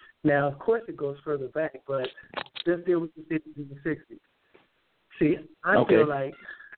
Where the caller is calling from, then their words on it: Denver, Colorado, United States; I'm calling from Denver, Colorado.